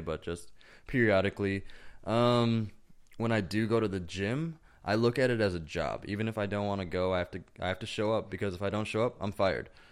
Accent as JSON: {"language": "English", "region": "Wisconsin", "country": "United States", "tie": "born or raised there", "said": "growing up in Wisconsin"}